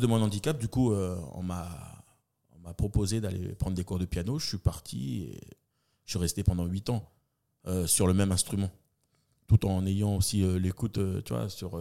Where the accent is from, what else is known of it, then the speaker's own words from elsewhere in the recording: Nouméa, New Caledonia; D'où je viens Des quartiers de Tour de Magenta. Voilà, j'ai poussé mon premier cri là-bas